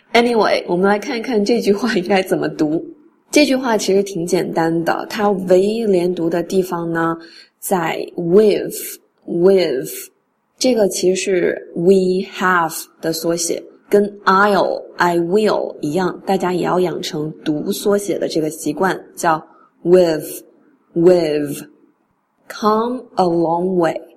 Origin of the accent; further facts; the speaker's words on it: China; 我们中国人根据汉语的发音习惯是一字一句都要发清楚的